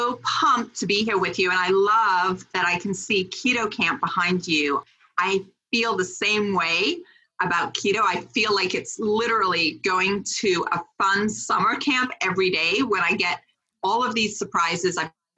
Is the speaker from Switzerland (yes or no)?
yes; Switzerland; born there; So I was born in Switzerland on a biodynamic farm.